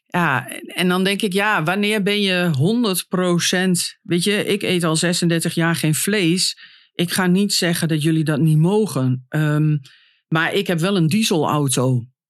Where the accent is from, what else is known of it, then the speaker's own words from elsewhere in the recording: Hengelo, Overijssel, Netherlands; moved away as an adult; also born or lived in Nijmegen; now in Den Bosch, Netherlands; ik ben natuurlijk van Hengelo naar Nijmegen gegaan. Heb daar vijf jaar gewoond en toen naar Brabant